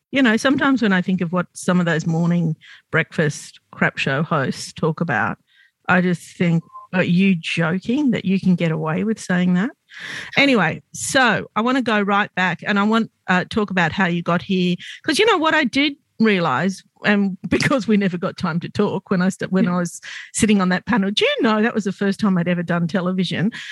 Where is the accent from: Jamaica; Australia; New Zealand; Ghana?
Australia; Sydney, New South Wales; I grew up in Glebe, which was very, very white and very, very poor